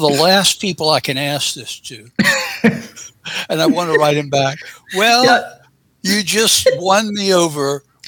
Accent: Augusta, Georgia, United States; now in Atlanta, United States; because I were just a kid and hadn't even lost my accent back then. And coming from Augusta, Georgia, that is quite an accomplishment.

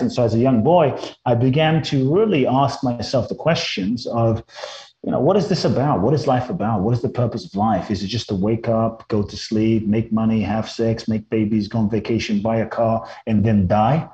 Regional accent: London, United Kingdom; moved away as an adult; also born or lived in Mexico; now in Los Angeles, United States; I grew up in London, and then I've lived in Los Angeles for pretty much over half my life now, since I was 18

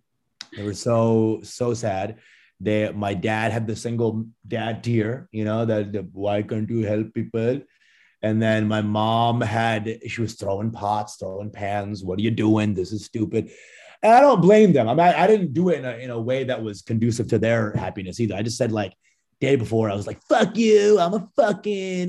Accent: Dallas, Texas, United States; I started in Dallas, where I grew up in Dallas mostly

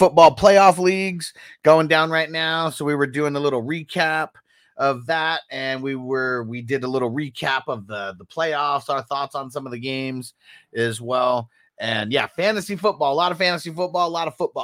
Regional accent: San Diego, California, United States; now in Las Vegas, United States; I'm originally from San Diego, but now we're living in Vegas, living it up in Vegas

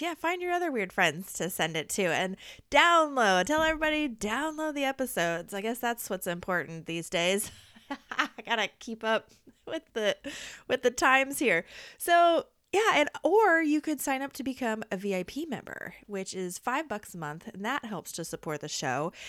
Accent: Midwest, United States; I'm from the Midwest

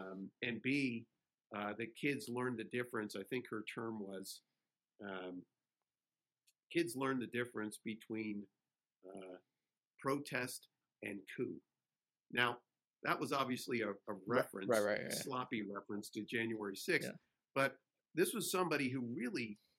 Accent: New Jersey, United States; And I grew up in Jersey, so I'm pretty familiar with that race.

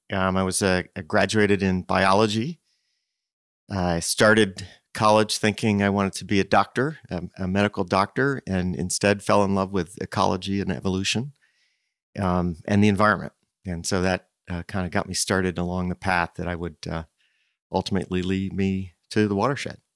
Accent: Princeton, New Jersey, United States; moved away as an adult; I grew up in Princeton

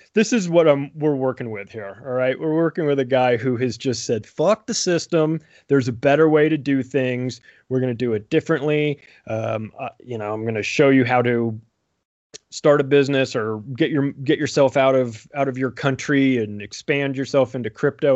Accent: United States; also born or lived in Denver; I'm an American. I live in Denver

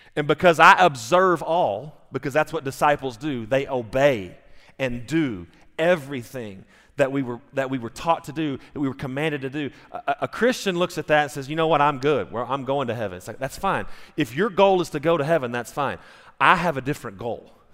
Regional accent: United States; I'm an American

